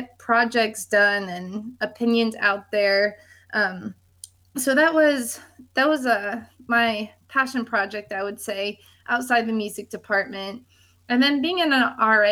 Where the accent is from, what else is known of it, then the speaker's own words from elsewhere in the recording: Chicago area, Illinois, United States; moved away; I'm originally from the Chicago area. I grew up about an hour-ish north of the city